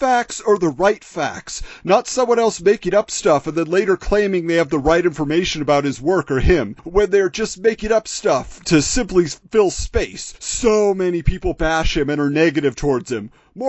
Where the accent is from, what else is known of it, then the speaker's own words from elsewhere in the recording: Orange County, California, United States; I grew up in Orange County, right next to Rob, spent so much time in Anaheim and Fullerton, where he was located growing up and for his work.